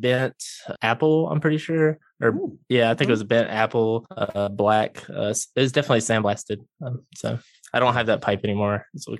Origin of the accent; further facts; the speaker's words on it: Jackson, United States; I'm from Jackson, born and raised. I grew up in a kind of a family that did not smoke.